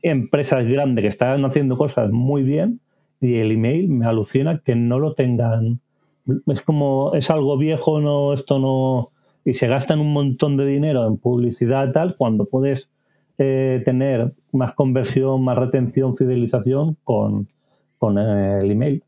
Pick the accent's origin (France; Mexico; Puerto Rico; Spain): Spain; Barcelona, Catalonia; nací y vivo en Barcelona